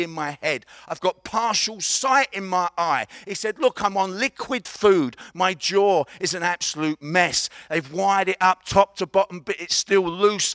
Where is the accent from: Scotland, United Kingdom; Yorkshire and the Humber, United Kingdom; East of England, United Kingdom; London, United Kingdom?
London, United Kingdom; accent: Cockney; I'm from East London, and we call it a Cockney accent